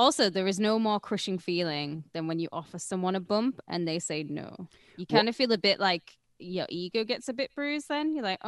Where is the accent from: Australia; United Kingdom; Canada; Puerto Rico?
United Kingdom; I'm fucking British